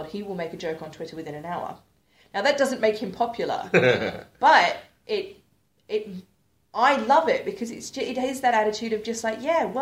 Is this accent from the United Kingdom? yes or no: no; Australia; I'm Australian